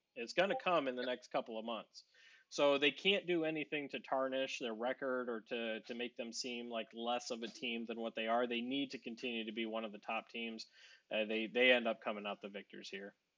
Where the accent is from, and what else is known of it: Northeast Ohio, United States